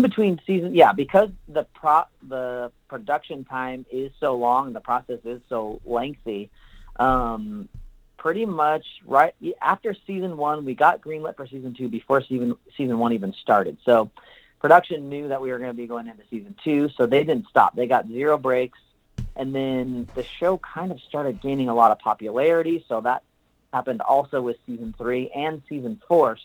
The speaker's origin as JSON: {"language": "English", "town": "Pinole", "region": "California", "country": "United States", "tie": "born or raised there", "moved": "as an adult", "lives_now": "Los Angeles, United States", "said": "I grew up in Northern California. I'm from a little city uh, just east, maybe like 15 miles east of San Francisco, called Pinole"}